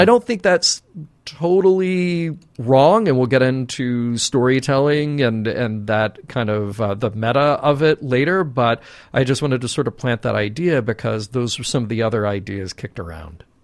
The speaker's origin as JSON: {"language": "English", "town": "Birmingham", "region": "Alabama", "country": "United States", "tie": "born or raised there", "said": "I grew up in Birmingham, Alabama"}